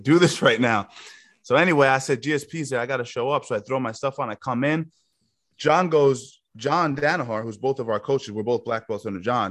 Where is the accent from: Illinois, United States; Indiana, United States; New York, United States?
New York, United States; Yonkers; I grew up in uh, South Yonkers.